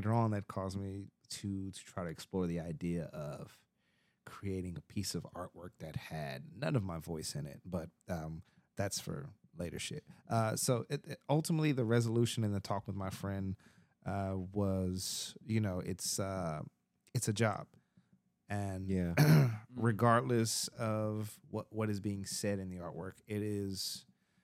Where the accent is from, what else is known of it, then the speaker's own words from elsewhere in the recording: Texas, United States; moved away; I grew up in Texas